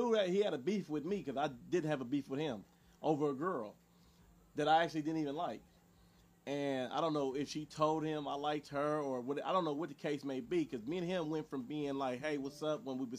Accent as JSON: {"language": "English", "town": "Los Angeles", "region": "California", "country": "United States", "tie": "born or raised there", "said": "Growing up in South Central"}